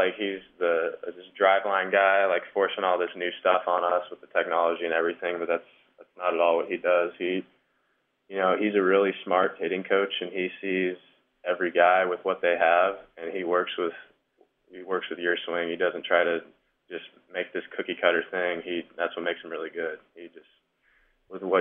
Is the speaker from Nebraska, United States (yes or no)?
yes; Omaha, Nebraska, United States; growing up in Omaha